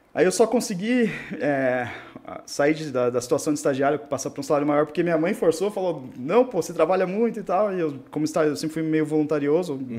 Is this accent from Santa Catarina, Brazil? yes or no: yes; Rio Negrinho, Santa Catarina, Brazil; also born or lived in Corupá; Eu sou do interior de Santa Catarina, é, Rio Negrinho, uma cidade é, divisa com o Paraná, uhum. do norte do estado. E, bom, nasci, nasci morei lá até os sete anos de idade.